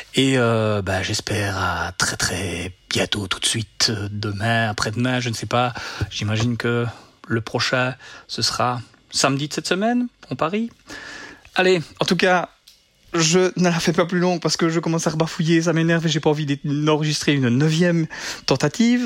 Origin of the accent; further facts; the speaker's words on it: Belgium; je suis belge